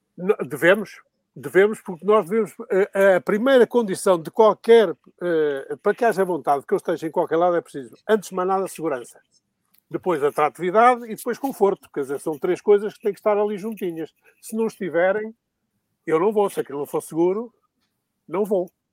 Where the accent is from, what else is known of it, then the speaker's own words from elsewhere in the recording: Sedefeita, Minho, Portugal; now in Lisbon, Portugal; sou um, um lisboeta adotivo, eu sou de Sedefeita, foi onde nasci, foi em Sedefeita, aí no Mainho